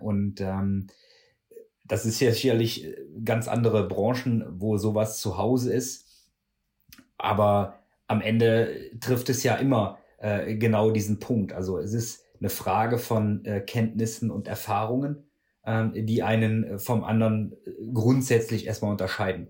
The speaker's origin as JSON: {"language": "German", "town": "Würselen", "region": "North Rhine-Westphalia", "country": "Germany", "tie": "born or raised there", "also_born_or_lived": "Cologne", "said": "ich komme aus Würselen"}